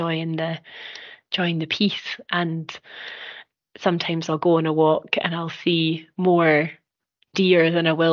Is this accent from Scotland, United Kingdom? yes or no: yes; Musselburgh, Scotland, United Kingdom; also born or lived in Dundee; growing up on the East Coast, kind of down in Musselburgh